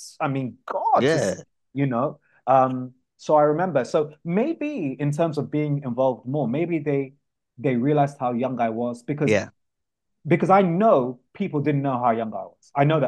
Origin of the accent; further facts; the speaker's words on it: London, United Kingdom; I was born in Camden